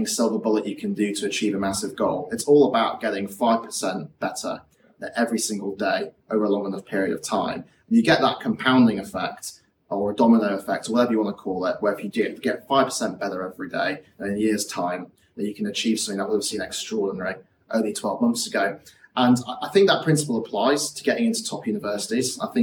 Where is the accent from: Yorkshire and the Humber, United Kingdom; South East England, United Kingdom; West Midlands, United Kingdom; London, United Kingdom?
Yorkshire and the Humber, United Kingdom; moved away as an adult; also born or lived in Oxford; I grew up in West Yorkshire